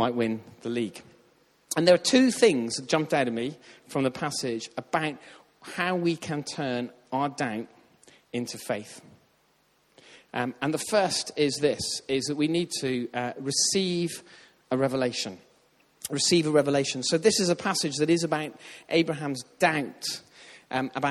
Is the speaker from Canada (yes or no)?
no; Ireland; I grew up in Ireland where they talk about faith all the time.